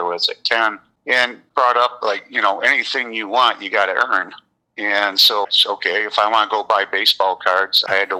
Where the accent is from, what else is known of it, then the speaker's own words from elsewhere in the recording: Kalamazoo, Michigan, United States; also born or lived in Lansing, Michigan; my hometown is in Kalamazoo